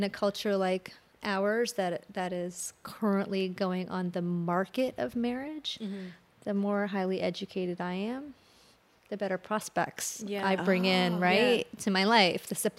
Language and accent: English; Columbus, Ohio, United States; also born or lived in India; But my family moved here when I was 5, and then I was raised in Columbus, Ohio, in a very dualistic world, right?